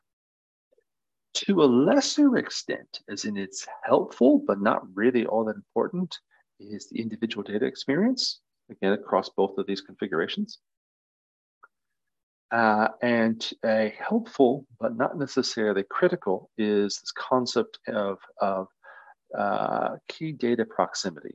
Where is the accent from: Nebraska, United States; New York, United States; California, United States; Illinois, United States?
Nebraska, United States; I'm from Nebraska in the US